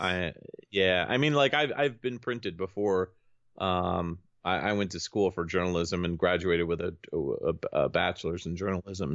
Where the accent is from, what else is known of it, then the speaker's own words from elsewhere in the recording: Connecticut, United States; I'm from Connecticut